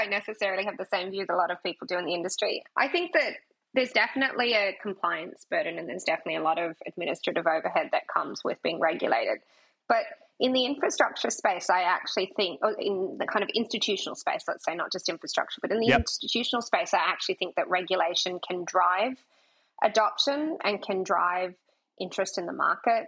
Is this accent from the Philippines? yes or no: no; Australia; accent: Australian; my Australian accent